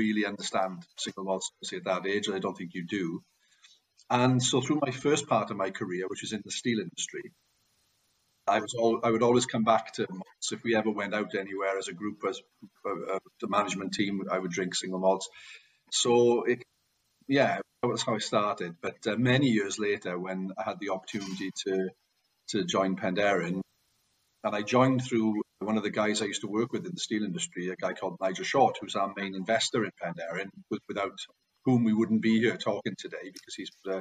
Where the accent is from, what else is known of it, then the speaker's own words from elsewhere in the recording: Port Talbot, Wales, United Kingdom; also born or lived in Staffordshire; I'm a native of Wales. I'm from a place called Port Talbot, which is one of the big steel towns in Wales.